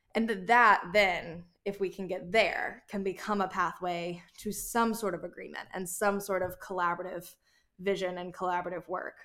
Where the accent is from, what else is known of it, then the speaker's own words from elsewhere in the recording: North Carolina, United States; moved away; I grew up half in North Carolina and half in South Carolina, and the North Carolina that I've moved back to as an adult